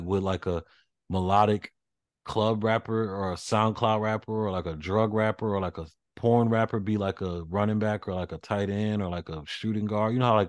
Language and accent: English; Nashville, Tennessee, United States; You know, I'm from the Music City. I'm from Nashville.